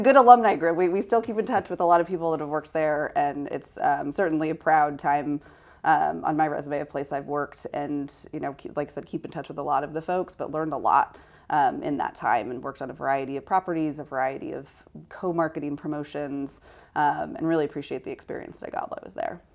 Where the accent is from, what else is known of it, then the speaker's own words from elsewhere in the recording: Sacramento, California, United States; I grew up in Sacramento